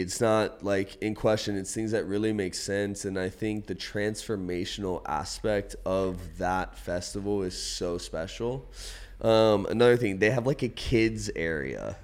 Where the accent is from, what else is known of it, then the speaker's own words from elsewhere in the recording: Outer Banks, North Carolina, United States; moved away as an adult; now in San Diego, United States; I grew up on the Outer Banks of North Carolina